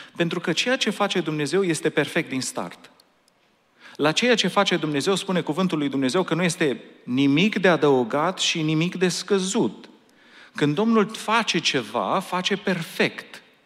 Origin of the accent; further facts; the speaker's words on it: Romania; now in Anaheim, United States; noi suntem români